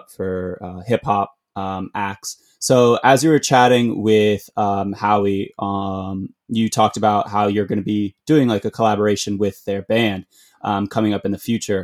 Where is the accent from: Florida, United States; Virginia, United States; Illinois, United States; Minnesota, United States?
Virginia, United States; Arlington; I'm originally from Arlington, Virginia